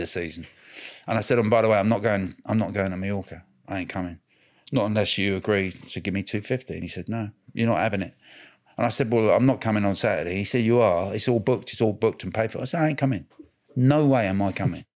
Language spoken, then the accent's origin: English; Cambridgeshire, East of England, United Kingdom; I grew up in Cambridgeshire